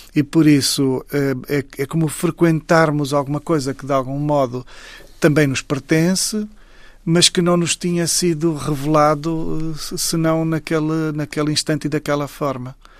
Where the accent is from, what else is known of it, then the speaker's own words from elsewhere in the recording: Saurimo, Lunda Sul, Angola; moved away; Saurim, que é exatamente a terra onde eu nasci